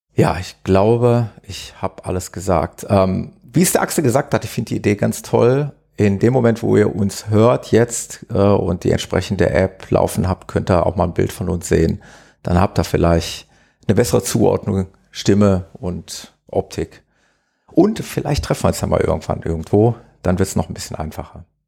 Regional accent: Gelsenkirchen, North Rhine-Westphalia, Germany; ich komme aus Gelsenkirchen, aus dem schönen Ruhrgebiet

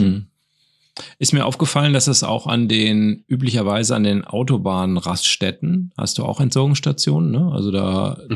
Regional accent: North Rhine-Westphalia, Germany; wir kommen ja jetzt aus Nordrhein-Westfalen

